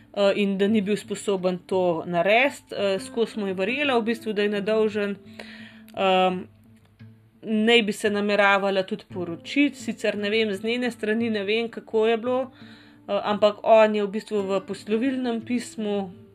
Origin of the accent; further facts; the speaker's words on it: Slovenia; v tej naši Sloveniji